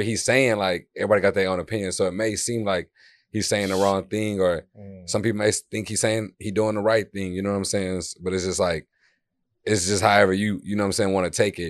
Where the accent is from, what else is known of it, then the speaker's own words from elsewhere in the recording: Houston, Texas, United States; I'm from Houston, Texas. I'm just out in D Town right now